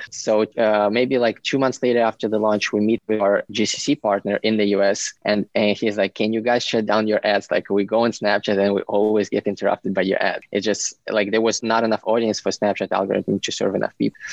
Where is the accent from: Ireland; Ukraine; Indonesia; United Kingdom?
Ukraine; moved away as an adult; now in United States; I'm originally from Ukraine and I came 11 years ago for school